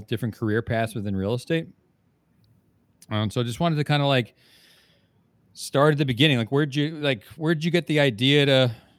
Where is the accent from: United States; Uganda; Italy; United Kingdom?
United States; New Jersey; moved away; we're both from New Jersey originally